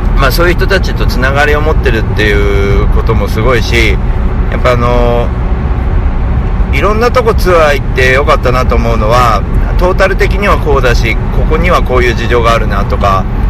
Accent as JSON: {"language": "Japanese", "region": "Tokyo", "country": "Japan", "tie": "born or raised there", "said": "自分の地元である大森"}